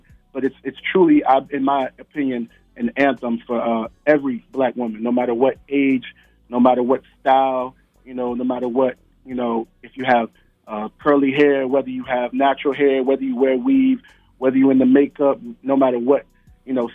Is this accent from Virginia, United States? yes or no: yes; Northern Virginia, United States; now in Richmond, United States; currently, I live in Richmond, Virginia. But I'm from Northern Virginia, which is really a part of the DMV